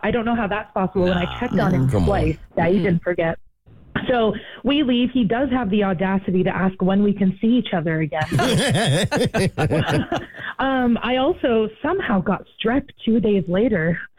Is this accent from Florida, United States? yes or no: no; Maine, United States; moved away; I'm from originally from Maine, so I have a 207 area code.